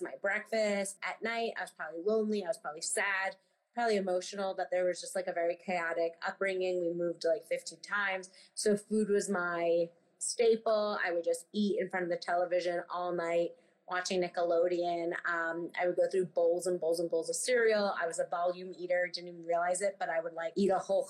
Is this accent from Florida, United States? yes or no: no; New York City, New York, United States; I grew up on the Upper West Side in Manhattan